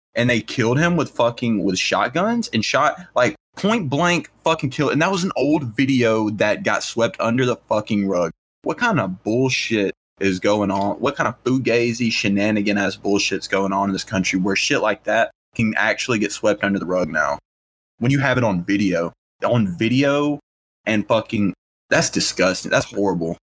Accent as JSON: {"language": "English", "region": "the South", "country": "United States", "said": "we're from the South"}